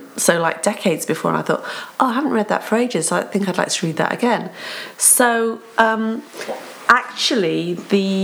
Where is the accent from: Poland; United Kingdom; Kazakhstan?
United Kingdom; England; also born or lived in Cardiff, Wales; now in South Wales, United Kingdom; I'm from Cardiff, but my family moved and my parents were Welsh, so I'm Welsh. I think of myself as Welsh, feel very proud to be Welsh. But I can't speak Welsh, and I don't have a Welsh accent because we grew up in England. So we moved when I was 5 to England, grew up there